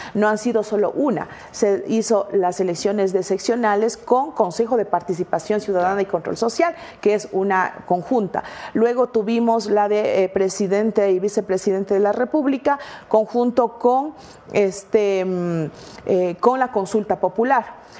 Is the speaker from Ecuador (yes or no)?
yes; Ecuador; Como ecuatorianos